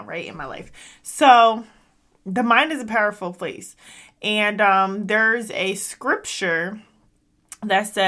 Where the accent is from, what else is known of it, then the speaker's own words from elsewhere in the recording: United States; we go to these schools in America because I'm American